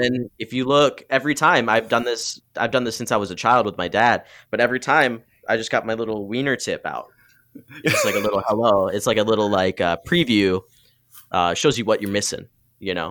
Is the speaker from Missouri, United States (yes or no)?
no; Muskegon, Michigan, United States; growing up in Muskegon, there's a lot of racism there